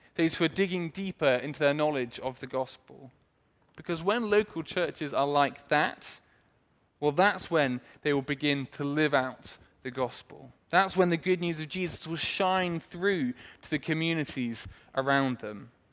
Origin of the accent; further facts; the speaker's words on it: Swindon, South West England, United Kingdom; I was born in Swindon, grew up there